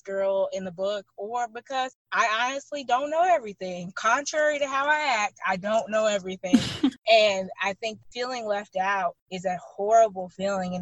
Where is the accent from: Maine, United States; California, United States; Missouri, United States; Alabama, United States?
Alabama, United States; Birmingham; I am born and raised in Birmingham, Alabama